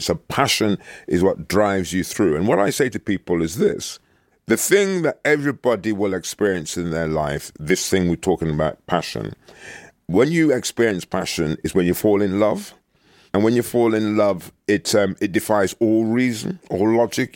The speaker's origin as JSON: {"language": "English", "town": "Birmingham", "region": "West Midlands", "country": "United Kingdom", "tie": "born or raised there", "also_born_or_lived": "Jamaica", "moved": "as an adult", "said": "the place where I was brought up in Birmingham"}